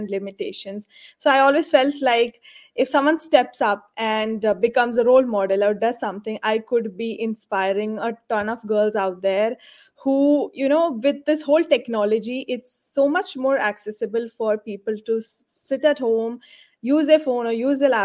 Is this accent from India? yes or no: yes; India; moved away as an adult; now in Dubai, United Arab Emirates; I am from India, but I am a resident of UAE